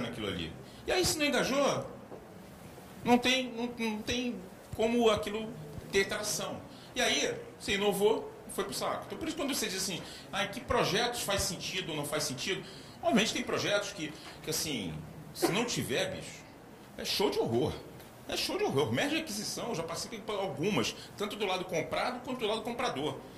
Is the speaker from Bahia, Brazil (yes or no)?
no; Gaúcho, Rio Grande do Sul, Brazil; also born or lived in Rio de Janeiro; eu sou gaúcho, quase cariúcho